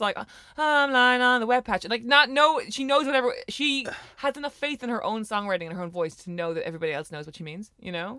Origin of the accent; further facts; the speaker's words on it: Ireland; growing up in Ireland